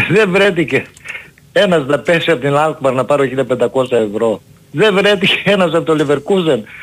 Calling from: Germany; από Γερμανία.

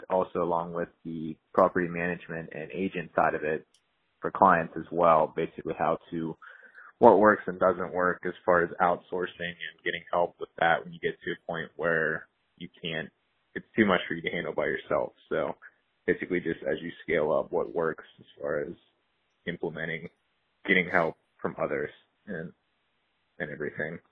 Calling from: Pittsburgh, Pennsylvania, United States; I'm calling from Pittsburgh, P

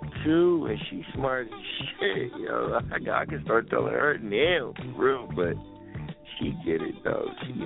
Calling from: Philadelphia, Pennsylvania, United States; I'm calling from Philly.

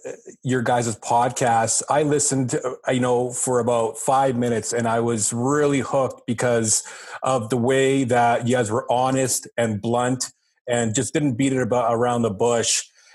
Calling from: St. John's, Newfoundland and Labrador, Canada; I am coming from St. John's, Newfoundland, brother.

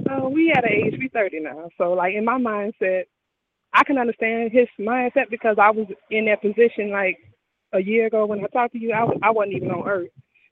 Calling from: Houston, Texas, United States; I'm calling from Houston now.

